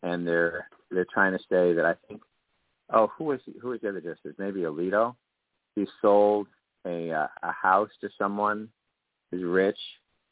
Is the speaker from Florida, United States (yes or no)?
yes; Florida, United States; when we grew up in Florida